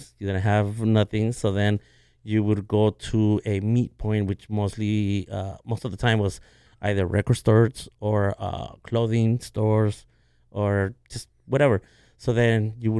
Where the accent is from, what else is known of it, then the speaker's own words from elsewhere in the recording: Los Angeles, California, United States; I grew up in South